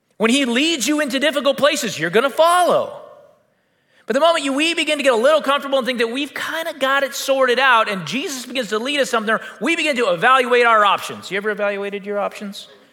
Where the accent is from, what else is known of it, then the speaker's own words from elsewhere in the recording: United States; we're American